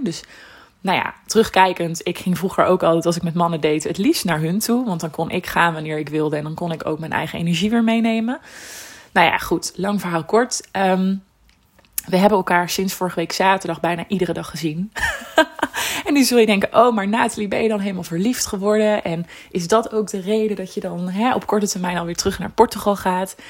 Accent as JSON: {"language": "Dutch", "country": "Netherlands", "said": "ik kom uit Nederland."}